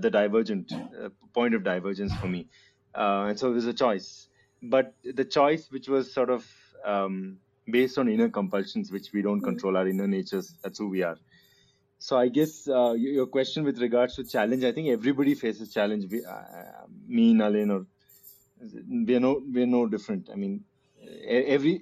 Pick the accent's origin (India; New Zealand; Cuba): India; now in United States; as an Indian